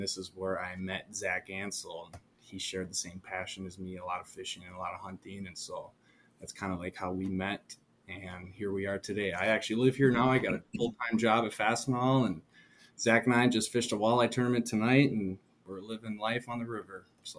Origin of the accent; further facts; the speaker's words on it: Marinette, Wisconsin, United States; moved away as an adult; now in Winona, United States; I grew up in Marinette, Wisconsin, right on Lake Michigan there, the Bay of Green Bay, right on the UP border, right across from Door County. Went to high school there, graduated high school, went to community college there for a year